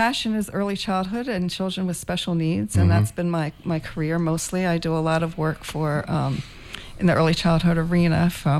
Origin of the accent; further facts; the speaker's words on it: Baltimore, Maryland, United States; moved away as an adult; now in St. Croix, US Virgin Islands; I'm originally from Baltimore. I grew up in Baltimore, Maryland.